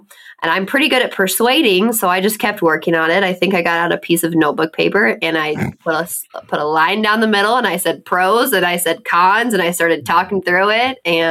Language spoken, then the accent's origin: English; Elk Horn, Iowa, United States; I'm from Elkhorn Kimbleton.